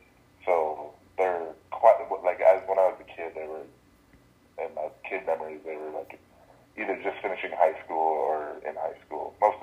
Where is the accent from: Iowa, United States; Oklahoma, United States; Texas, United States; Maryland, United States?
Iowa, United States; I didn't have anything crazy of a childhood. I was born here in the Quad Cities.